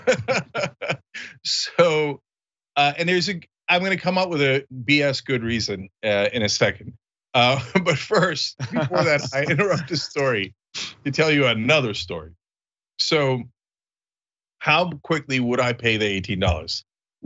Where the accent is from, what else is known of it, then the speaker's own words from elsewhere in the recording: New Jersey, United States; moved away as an adult; now in Los Angeles, United States; when we were growing up in New Jersey